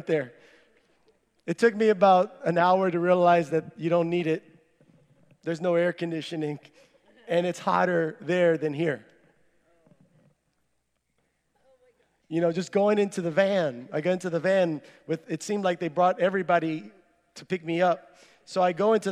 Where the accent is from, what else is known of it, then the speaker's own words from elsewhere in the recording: San Benito, Texas, United States; I'm from San Benito, Texas